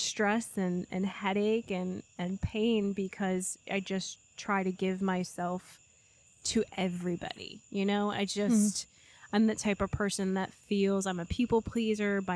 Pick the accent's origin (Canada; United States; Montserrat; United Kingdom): United States; New York; I am a New Yorker